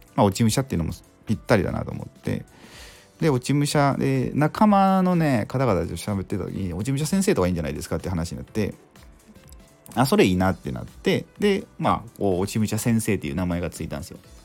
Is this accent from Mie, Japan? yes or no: yes; Mie, Japan; also born or lived in Nagoya; 生まれは、まあ、名古屋とか、で、三重県で育って